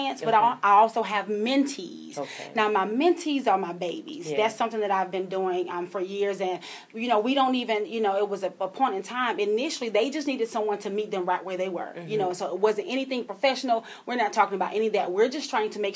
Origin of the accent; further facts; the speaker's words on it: Columbia, South Carolina, United States; born and raised in Columbia, South Carolina.